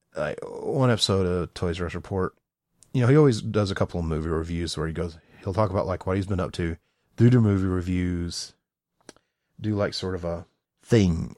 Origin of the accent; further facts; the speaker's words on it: the South, United States; I'm from the South